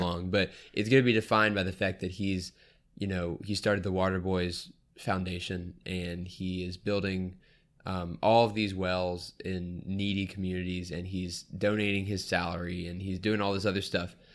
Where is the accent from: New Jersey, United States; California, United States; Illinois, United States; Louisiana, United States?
Louisiana, United States; New Orleans; I'm a Saints fan, I'm from New Orleans, but I'm, my family's from New Orleans